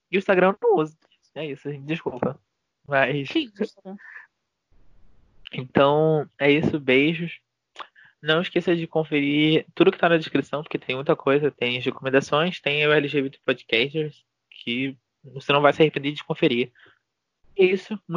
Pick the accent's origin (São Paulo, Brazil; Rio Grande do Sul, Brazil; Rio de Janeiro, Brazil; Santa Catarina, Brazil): Rio de Janeiro, Brazil; eu sou carioca